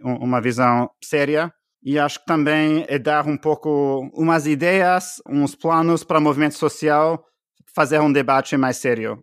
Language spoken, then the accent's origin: Portuguese; Canada; Portuguese is a second language; moved away as an adult; also born or lived in Bolivia; now in United States; eu sou canadense